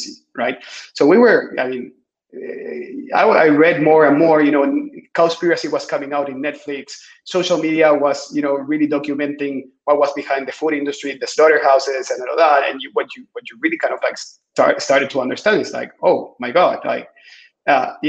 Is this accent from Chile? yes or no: yes; Chile; I am originally from Chile, so far away south.